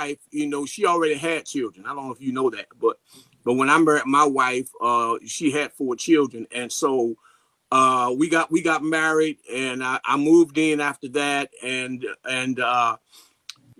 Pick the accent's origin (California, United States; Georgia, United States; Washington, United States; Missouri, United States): Missouri, United States; St. Louis; I'm from St. Louis, Missouri